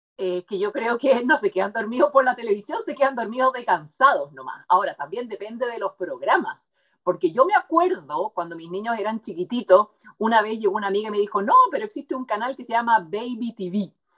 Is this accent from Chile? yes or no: yes; Chile; also born or lived in United States; como decimos aquí en Chile